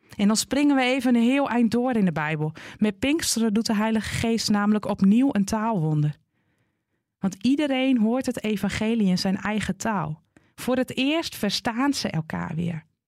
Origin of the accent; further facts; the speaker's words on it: Groningen, Netherlands; Net als ik genoemd word naar de plek waar ik vandaan kom. Een Groninger